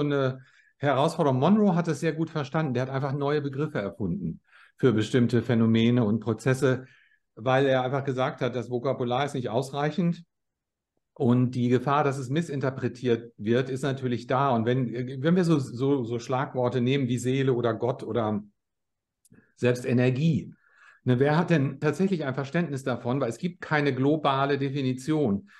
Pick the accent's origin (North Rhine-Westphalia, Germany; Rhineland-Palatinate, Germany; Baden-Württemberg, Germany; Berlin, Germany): North Rhine-Westphalia, Germany; Bielefeld; moved away as an adult; also born or lived in Australia / Switzerland; now in Los Angeles, United States; Ich bin in Bielefeld in Nordrhein-Westfalen geboren, äh, neunzehnhundertsechsundsechzig und bin sehr früh mit zwanzig Jahren ins Ausland gezogen